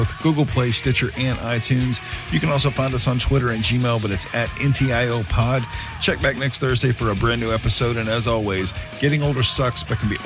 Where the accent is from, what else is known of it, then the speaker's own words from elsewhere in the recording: Atlanta, Georgia, United States; We're both from Atlanta